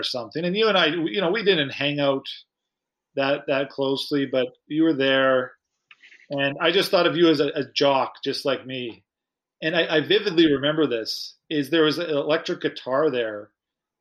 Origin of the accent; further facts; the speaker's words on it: Saskatoon, Saskatchewan, Canada; I remember being in Saskatoon, pretty insulated growing up.